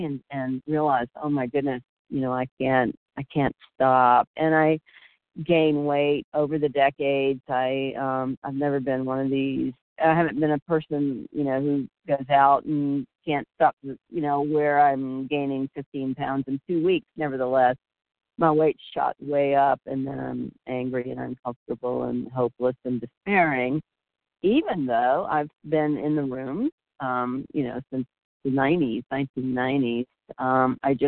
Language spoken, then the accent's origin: English; Florida, United States; being really outdoorsy and active growing up in Florida